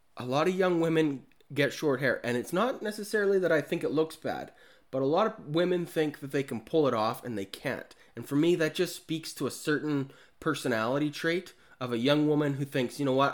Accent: Kamloops, British Columbia, Canada; my hometown, Kamloops

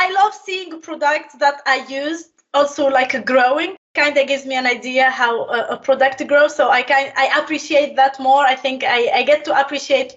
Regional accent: Tunisia; moved away as an adult; also born or lived in England; now in Bristol, United Kingdom; I'm born and bred in Tunisia, North Africa. That's where I spent the 25 first years of my life there

